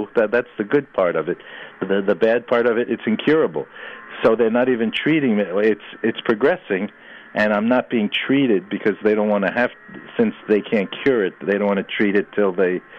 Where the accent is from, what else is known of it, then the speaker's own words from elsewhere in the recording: New York City, New York, United States; I grew up in New York City, I had pets